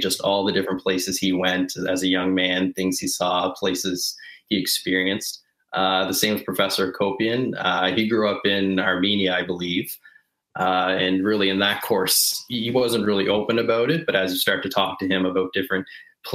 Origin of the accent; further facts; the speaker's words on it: Nova Scotia, Canada; growing up in Nova Scotia